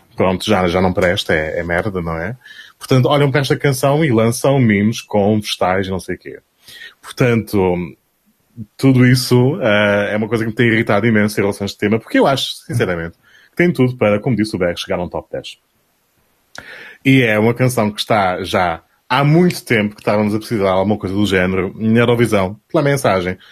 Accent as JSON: {"language": "Portuguese", "country": "Portugal", "said": "sou Tuga"}